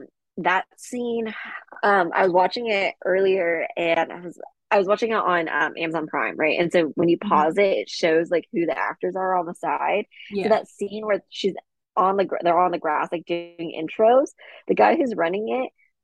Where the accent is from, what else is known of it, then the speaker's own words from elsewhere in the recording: Bel Air, California, United States; Yeah, I'm from Bel Air.